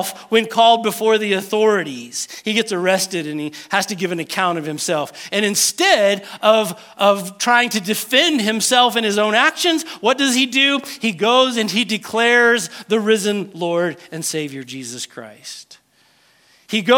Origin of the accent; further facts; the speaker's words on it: United States; Because we are American